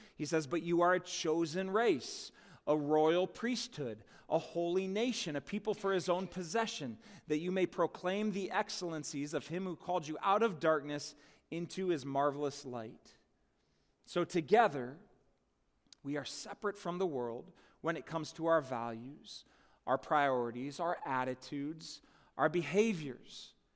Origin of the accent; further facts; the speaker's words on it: United States; my citizenship as an American citizen.